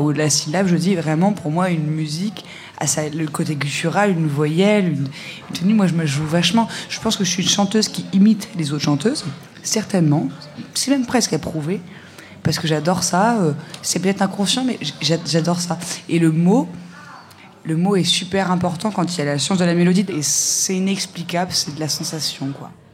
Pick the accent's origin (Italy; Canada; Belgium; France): France; je suis française et donc c'est une évidence de chanter en français parce que c'est la langue que je maîtrise le plus